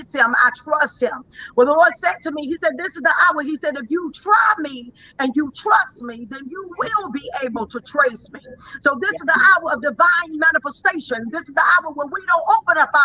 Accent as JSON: {"language": "English", "town": "Dallas", "region": "Texas", "country": "United States", "said": "I am from Dallas, Texas. That's where I began."}